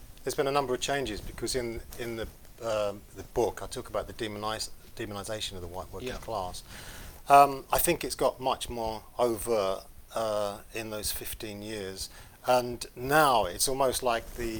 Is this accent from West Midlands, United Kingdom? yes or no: no; London, United Kingdom; growing up in London and being part of a kind of urban, I suppose like an urban tribe